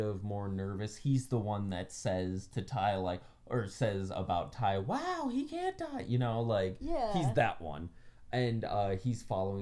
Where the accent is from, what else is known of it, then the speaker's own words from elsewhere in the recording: West Virginia, United States; I grew up in West Virginia